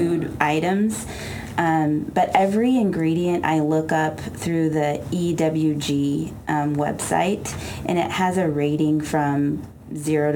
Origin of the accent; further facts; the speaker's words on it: Camarillo, California, United States; now in Ojai, United States; we actually grew up in Camarillo